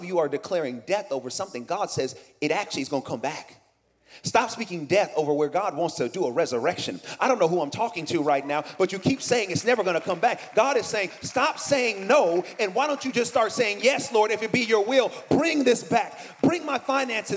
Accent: Oakland, California, United States; moved away; I'm from Oakland. I'm from the East Bay

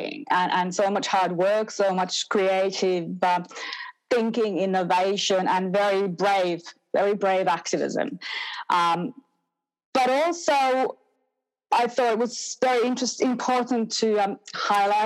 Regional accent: Finland; moved away as an adult; now in Australia; I grew up in Finland, so I'm a settler migrant in Australia, but I've now been here for over 20 years permanently

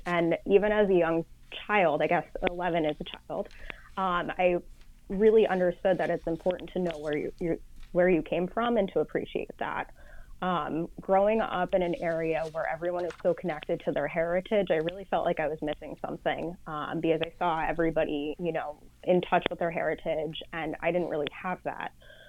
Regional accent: White Plains, New York, United States; So I grew up in White Plains, New York. It's a suburb outside of New York City, just north of the Bronx. And I grew up in an area that was very, very ethnic. Everyone was very in touch with their heritage, and it really made for an awesome melting pot.

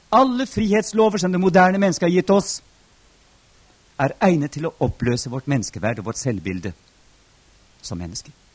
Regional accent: Norway

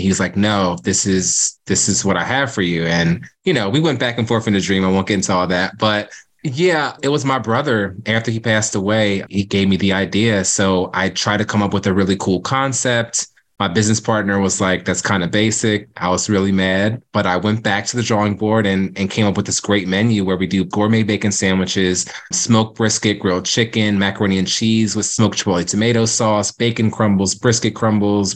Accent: Cape May, New Jersey, United States; moved away as an adult; now in Philadelphia, United States; Growing up in Cape May, it's very historic

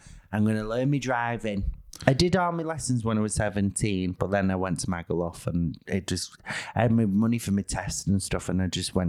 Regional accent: Manchester, North West England, United Kingdom; I'm born and raised in a city. I'm from Manchester

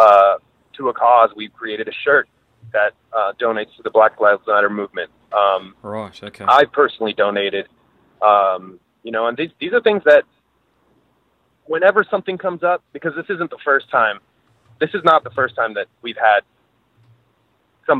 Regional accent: Venezuela; moved away; I'm from Venezuela

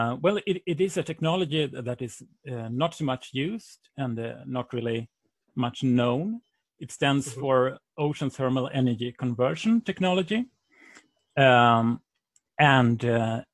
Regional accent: Sweden; English is a second language; I come from Sweden, as you might hear in my voice.

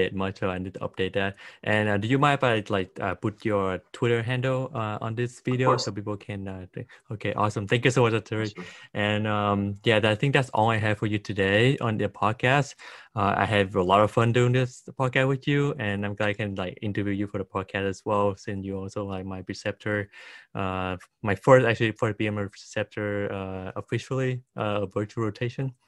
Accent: Vietnam; born or raised there; moved away

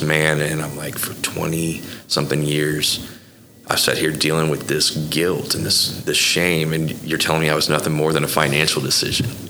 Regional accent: Bethany, Oklahoma, United States; also born or lived in Florida; I, I, really grew up in Bethany uh, through the, the, formative years.

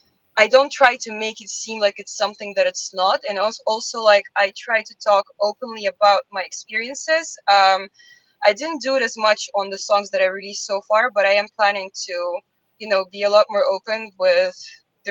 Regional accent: Russia; moved away; I'm from Russia

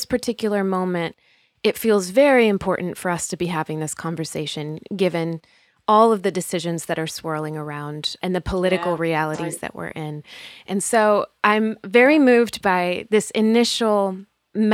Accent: Spain; I grew up overseas in Spain as a missionary kid myself.

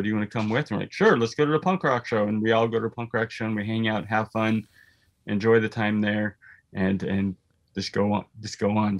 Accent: South Dakota, United States; also born or lived in Houston, Texas; now in Minneapolis, United States; I grew up in South Dakota

